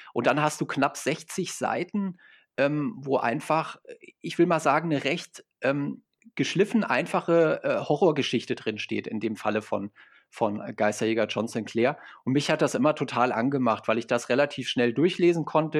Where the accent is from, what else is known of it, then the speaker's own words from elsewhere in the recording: Fulda, Hesse, Germany; ich komme hier aus Fulda, das ist so die Mitte